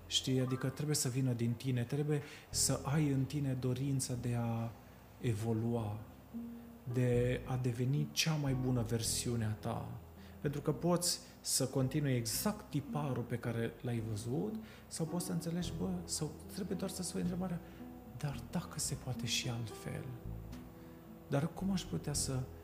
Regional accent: Bucharest, Romania; moved away as an adult; also born or lived in Sibiu; de când m-am mutat eu de la București, din 2011

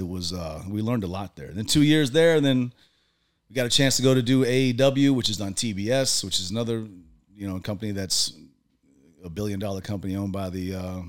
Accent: North Carolina, United States; I grew up in North Carolina

